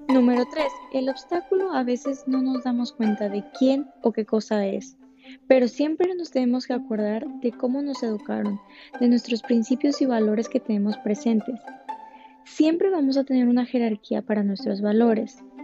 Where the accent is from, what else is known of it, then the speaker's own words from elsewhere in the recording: Ensenada, Baja California, Mexico; also born or lived in Havana, Cuba / Lima, Peru; now in Miami, United States; soy originaria de Ensenada, Baja California, orgullosamente mexicana